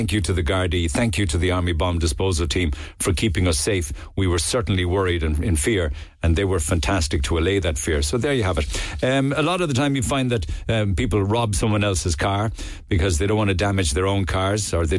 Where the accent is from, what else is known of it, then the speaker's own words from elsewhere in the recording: Northern Ireland, United Kingdom; About the poppy, I grew up in Northern Ireland. I used to wear a poppy to honour the men and women who died in the First and Second World Wars.